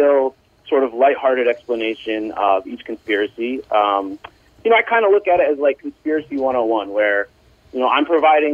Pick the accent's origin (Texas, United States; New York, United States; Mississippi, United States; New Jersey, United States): New York, United States; I'm from New York, I live in New York